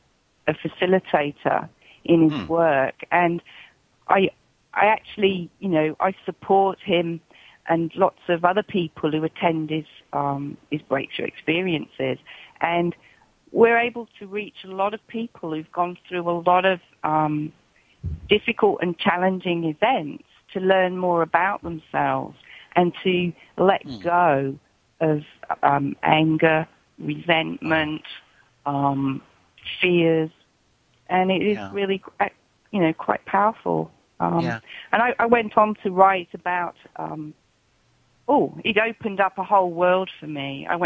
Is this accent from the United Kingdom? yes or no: yes; England, United Kingdom; now in Australia; it was when I came from England to Australia